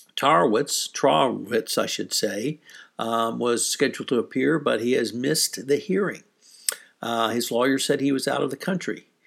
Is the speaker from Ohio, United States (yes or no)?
no; Houston, Texas, United States; my hometown of Houston, Texas